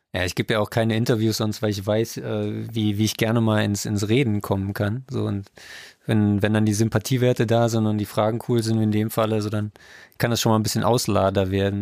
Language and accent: German; Trier, Rhineland-Palatinate, Germany; ich bin aus Trier